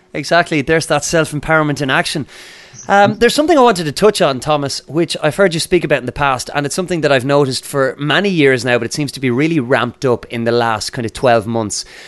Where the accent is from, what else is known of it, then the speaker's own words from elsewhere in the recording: Ireland; we're both Irish and we're speaking from Ireland at the moment